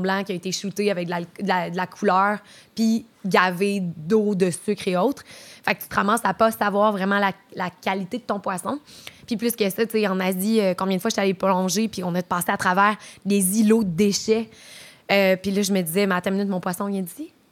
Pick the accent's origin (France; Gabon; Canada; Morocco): Canada; Trois-Rivières, Quebec; also born or lived in Montreal; now in Quebec City, Canada; je viens de Trois-Rivières originellement. Puis euh, j'ai déménagé euh, à Montréal. J'ai habité là pendant un bon petit bout